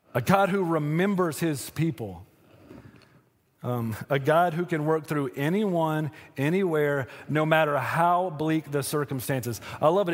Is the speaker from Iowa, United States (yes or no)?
no; Western North Carolina, United States; I'm from Western North Carolina